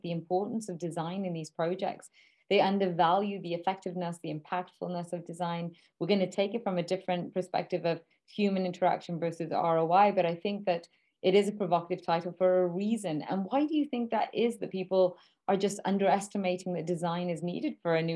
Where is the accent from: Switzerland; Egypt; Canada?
Canada; moved away as an adult; also born or lived in Toronto; now in Germany; I'm Canadian and I've lived in Toronto